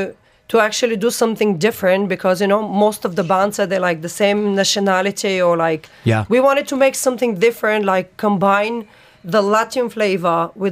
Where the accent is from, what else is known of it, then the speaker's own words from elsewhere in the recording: Varna, Varna Province, Bulgaria; now in United Arab Emirates; I am from Bulgaria.